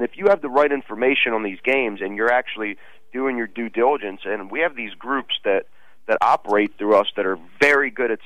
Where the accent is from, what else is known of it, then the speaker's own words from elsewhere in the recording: Russia; moved away; it's in my home country